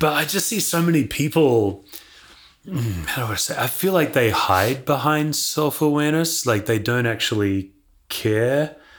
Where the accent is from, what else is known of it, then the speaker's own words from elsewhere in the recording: Perth, Western Australia, Australia; I was born and raised in Perth, Australia, west coast of Australia